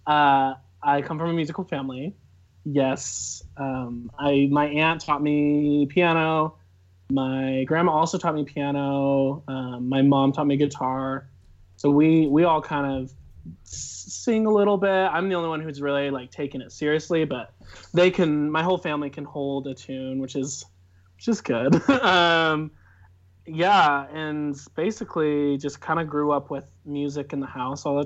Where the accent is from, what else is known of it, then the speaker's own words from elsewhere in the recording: Cedar Hills, Utah, United States; I'm from Cedar Hills, Utah. Lived here my whole life in the same house